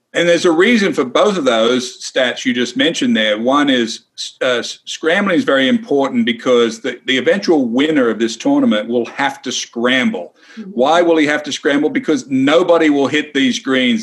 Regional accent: Wagga Wagga, New South Wales, Australia; me growing up in Wagga Wagga, Australia

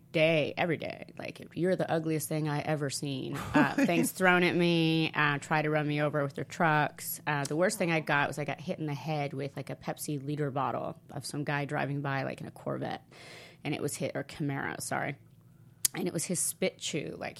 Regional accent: Italy; also born or lived in Oregon; now in United States; But I think mine was because when I came from Italy to America, I had such culture shock with food that I didn't recover, I think.

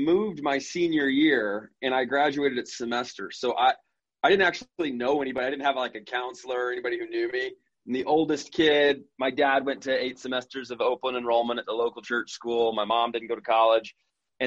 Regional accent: Independence, Missouri, United States; moved away; I grew up in Independence, Missouri

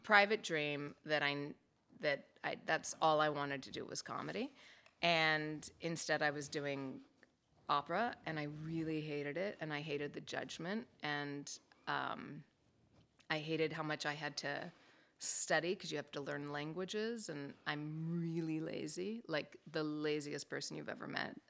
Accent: Los Angeles, California, United States; also born or lived in Palos Verdes; Grew up in Los Angeles. I was, yes, I was born in Palos Verdes. We moved up to L A when I was five years old.

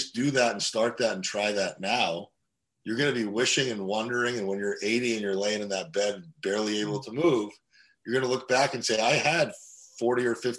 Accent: Russia; born there; moved away; when I was growing up, I was born in Russia and we came here in 1989, right before the collapse of communism.

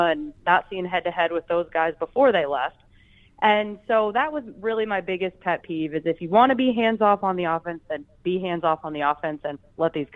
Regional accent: Richmond, Virginia, United States; now in Minnesota, United States; I grew up in Richmond, Virginia. That is where I was born

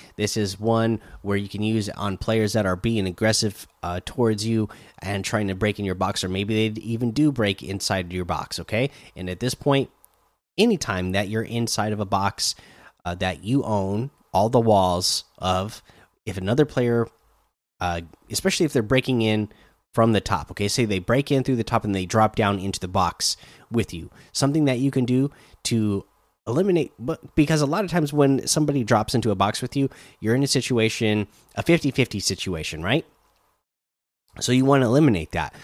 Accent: Oregon, United States; I grew up in Oregon

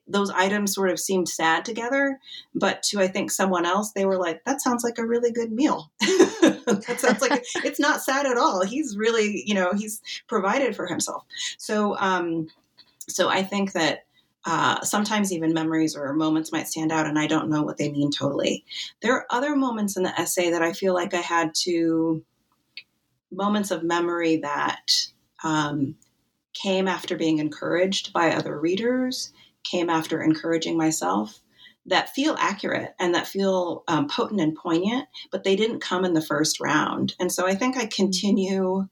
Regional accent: Wyoming, United States; now in Mercersburg, United States; I grew up in Wyoming

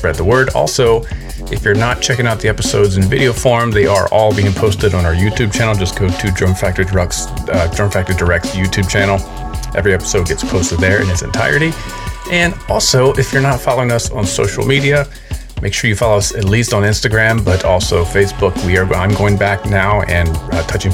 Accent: Washington, District of Columbia, United States; D.C. That's my hometown.

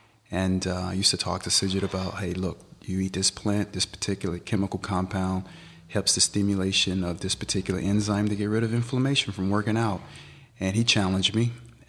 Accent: Tennessee, United States; Well, I grew up in Tennessee, and I grew up on a farm. My grandfather, he's a part Native American.

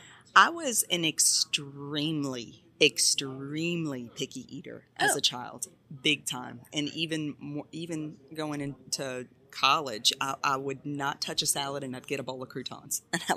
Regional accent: Baton Rouge, Louisiana, United States; So I'm from Baton Rouge. Okay. Born and raised.

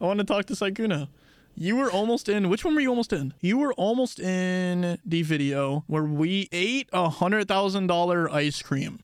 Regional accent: Texas, United States; We call Texas Real America where we're from.

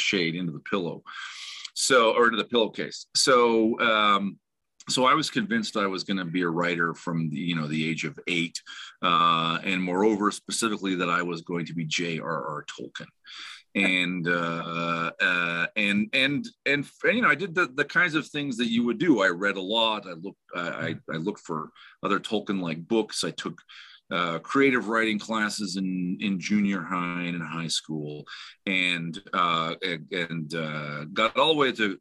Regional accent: Utah, United States; also born or lived in Provo, Utah; I'm basically from Utah.

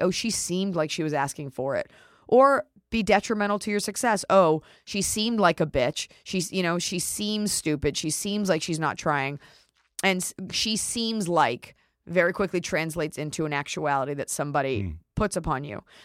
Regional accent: Dallas, Texas, United States

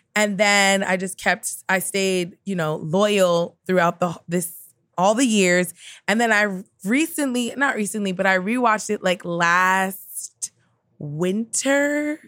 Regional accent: New York City, New York, United States; being from Queens, like, I grew up with so many Asian American people

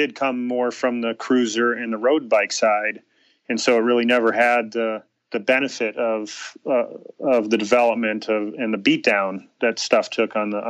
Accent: Chicago, Illinois, United States; moved away as an adult; now in Tempe, United States; I grew up in Chicago

